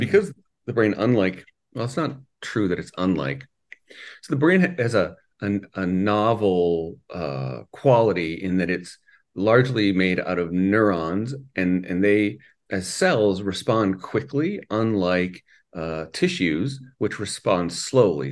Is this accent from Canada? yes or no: yes; Canada; also born or lived in Minnesota; now in Saint Louis Park, United States; I'm actually from Canada